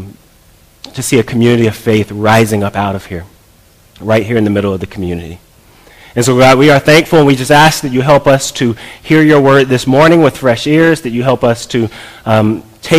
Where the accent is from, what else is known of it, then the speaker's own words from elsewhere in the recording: College Park, United States; moved away as an adult; also born or lived in New Jersey; I grew up here in College Park. We moved back from New Jersey